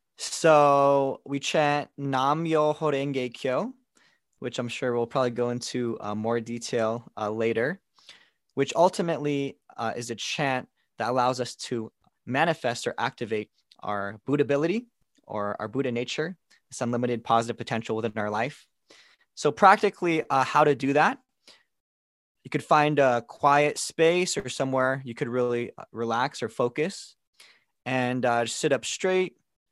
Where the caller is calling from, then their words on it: Chandler, Arizona, United States; I'm joining in today from Chandler, Arizona, where I've been living for the past 3 years.